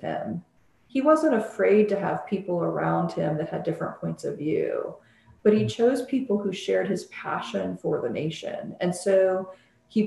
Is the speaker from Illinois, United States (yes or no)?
yes; Illinois, United States; I was born and lived in Illinois a lot of my life